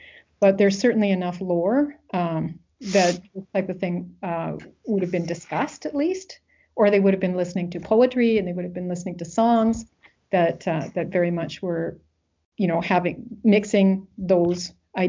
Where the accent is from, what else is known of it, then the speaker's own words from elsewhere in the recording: Wales, United Kingdom; But that's because, you know, I'm Welsh, right? And I was raised with a certain tradition.